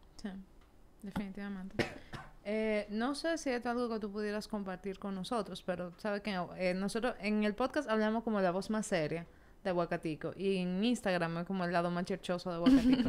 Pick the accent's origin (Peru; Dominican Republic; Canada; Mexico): Dominican Republic; en nuestra cultura como dominicana